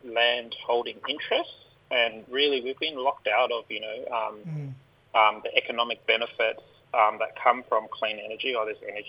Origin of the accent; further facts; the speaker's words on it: Central Desert, west of Alice Springs, Northern Territory, Australia; I'm from the Central Desert. My mob are Larija, out west of Alice Springs.